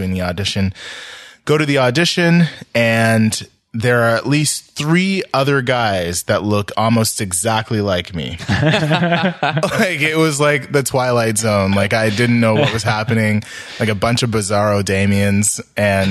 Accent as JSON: {"language": "English", "town": "Ottawa", "region": "Ontario", "country": "Canada", "said": "I'm from Ottawa"}